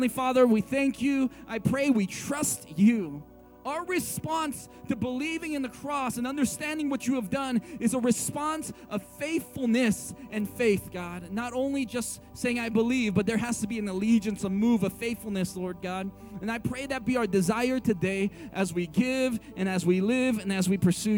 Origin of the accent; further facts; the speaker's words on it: San Francisco, California, United States; I grew up in San Francisco